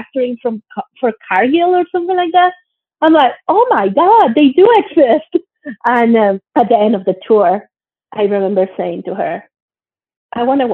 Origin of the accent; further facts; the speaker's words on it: Monterrey, Nuevo León, Mexico; moved away as an adult; also born or lived in Mexico City, Mexico / Germany / United States / United Kingdom; now in Canada; I grew up in Monterrey, Mexico. I was born in Mexico City, but my parents moved to Monterrey, Mexico when I was still a baby. So I grew up there and I went to school there